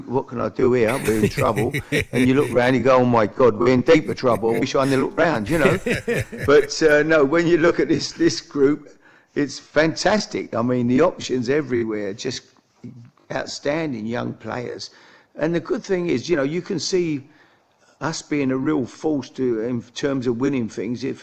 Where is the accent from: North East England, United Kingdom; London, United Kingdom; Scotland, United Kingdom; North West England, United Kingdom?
London, United Kingdom; I'm from the East End